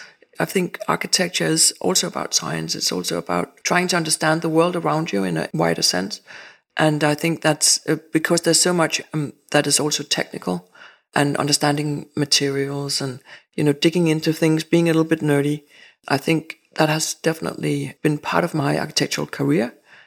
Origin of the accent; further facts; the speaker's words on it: Rungsted, Capital Region of Denmark, Denmark; also born or lived in Jutland; I grew up at different places. I grew up in Rungsted, actually, in the north of Zealand. And then me and my parents moved to Jutland. So I've been living different places in Jutland.